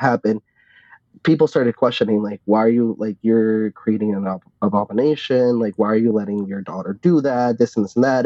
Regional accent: Arlington, Virginia, United States; I grew up in Northern Virginia, in Arlington to be more specific, very close to DC.

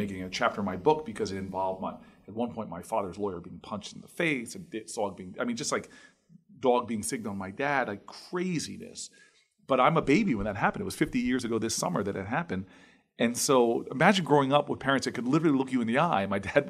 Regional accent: Harrington Park, New Jersey, United States; Like, I grew up in the town I grew up in Harrington Park.

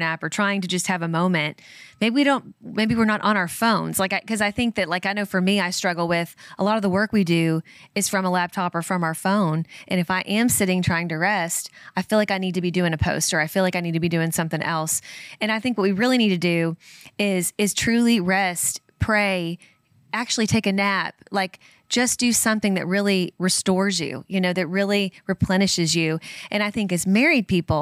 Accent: United States; as Americans

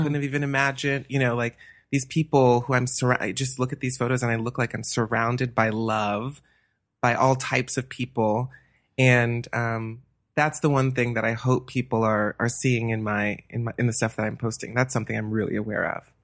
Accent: Atlanta, Georgia, United States; moved away as an adult; also born or lived in New Hampshire; now in Los Angeles, United States; I'm from Atlanta, Georgia, born and raised.

